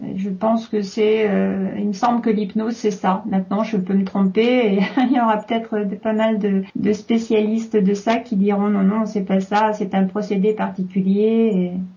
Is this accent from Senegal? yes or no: no; France; chez nous en France